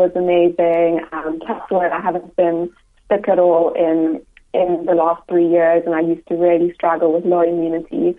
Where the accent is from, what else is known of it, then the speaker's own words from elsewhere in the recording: Cape Town, Western Cape, South Africa; moved away; also born or lived in Johannesburg; Actually, I'm from Cape Town originally.